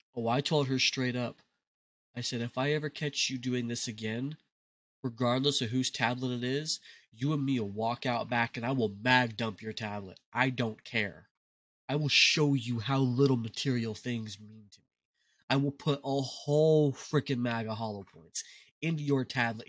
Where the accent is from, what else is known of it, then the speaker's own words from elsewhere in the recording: United States; being American